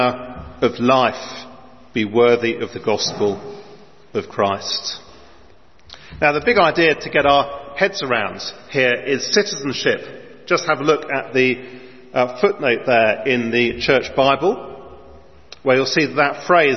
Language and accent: English; London, United Kingdom; my place of birth in North London